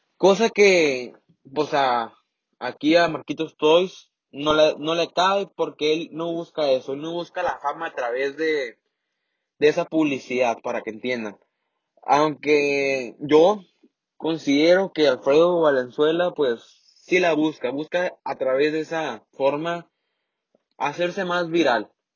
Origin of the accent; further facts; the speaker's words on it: Mexicali, Baja California, Mexico; accent: norteño, like Mexicali; also born or lived in Sinaloa; yo soy de Sinaloa. No tengo el acento de allá tal como es, pero mi familia un poco. Entonces, se me ha, se me pega un poquito, ¿no? Pero no. La verdad, considero que mi acento es normal, como aquí en Mexicali